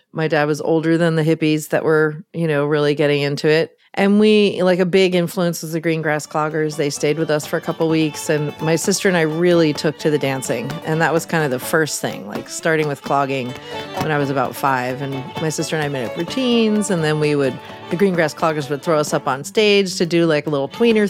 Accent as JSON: {"language": "English", "region": "Mid-Atlantic", "country": "United States", "tie": "born or raised there", "also_born_or_lived": "New York City / Baltimore / Midwest", "lives_now": "Oakland, United States", "said": "I grew up on the East Coast. I always say the Mid-Atlantic Seaboard because we moved around a lot between New York City and Baltimore."}